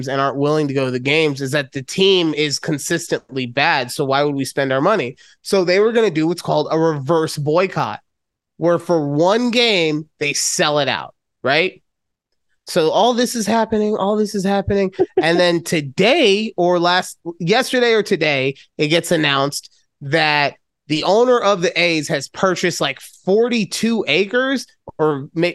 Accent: Las Vegas, Nevada, United States; moving to my hometown of Las Vegas

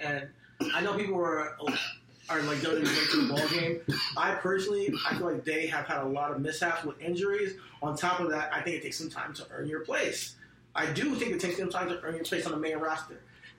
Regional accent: Nigeria; I think that for me, as an African American, so like I'm Nigerian, if you guys don't know.

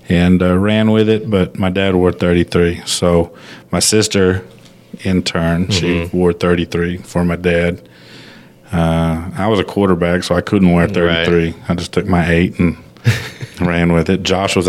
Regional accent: Phoenix, Arizona, United States; born there; I was born in Phoenix or close to Phoenix

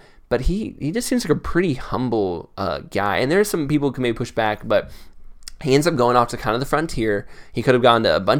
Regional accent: the South, United States; Growing up in the South

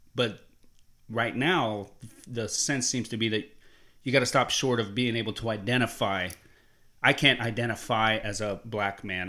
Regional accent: Columbus, Ohio, United States; I grew up in Columbus, Ohio

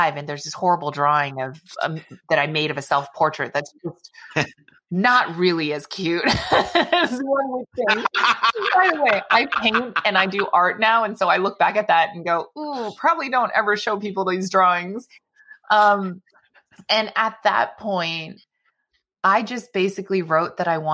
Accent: Bay Area, California, United States; I loved growing up in the Bay Area

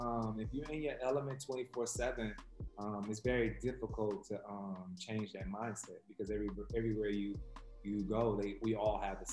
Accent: Detroit, Michigan, United States; You know, growing up in Detroit, like it was... You really didn't speak to people you ain't know.

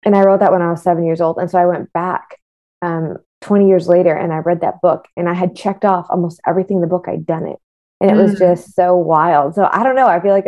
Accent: West Bloomfield, Michigan, United States; now in Miami, United States; I'm originally from West Bloomfield, Michigan, but currently reside in sunny Miami, Florida. I've lived all over the world.

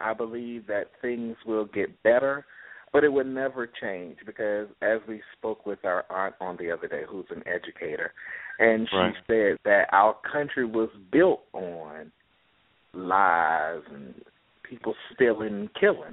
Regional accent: Jacksonville, Florida, United States; I'm from the beautiful city of Jacksonville, Florida

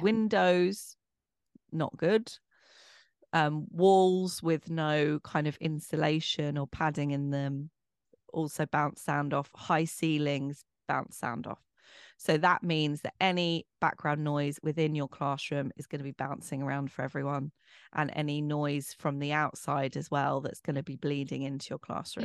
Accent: Bromley, London, United Kingdom; accent: posh; I'm from Bromley. I'm a Bromley girl.

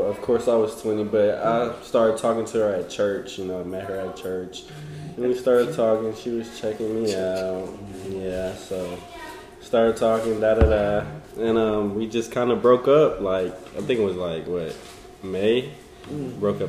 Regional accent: Atlanta, Georgia, United States; I'm from Atlanta

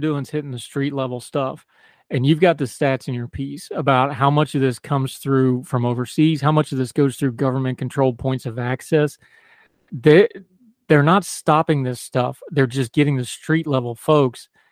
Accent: United States; also born or lived in Germany; I grew up in America

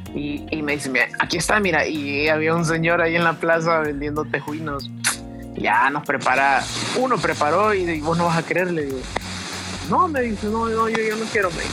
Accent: El Salvador; moved away as an adult; now in Mexico; soy músico salvadoreño

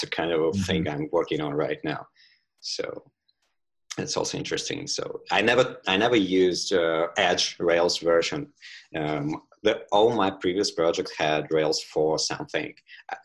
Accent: Tula, Tula Oblast, Russia; Tula is my hometown in Russia

